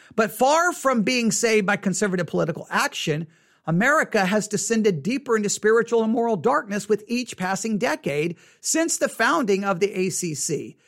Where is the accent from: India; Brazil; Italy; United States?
United States; West Texas; I grew up in West Texas in the eighties.